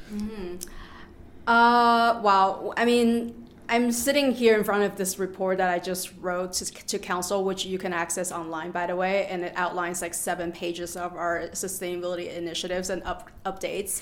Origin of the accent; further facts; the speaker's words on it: Canada; moved away as an adult; now in Avon, United States; I'm from Canada and study at the University of Toronto